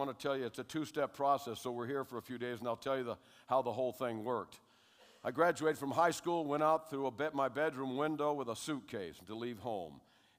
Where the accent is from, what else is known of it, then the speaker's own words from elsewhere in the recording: California, United States; born there; I was born in California. I was in 1947.